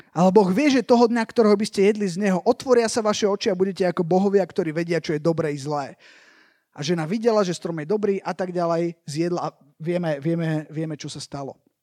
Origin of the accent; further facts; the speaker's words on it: Slovakia; idem z Nemecka, hej, ale že som zo Slovenska